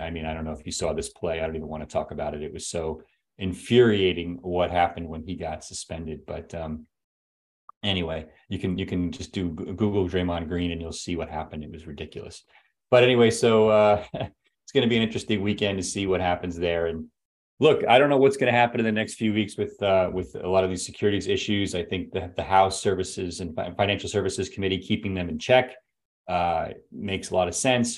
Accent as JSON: {"language": "English", "country": "United States", "said": "as an American taxpayer"}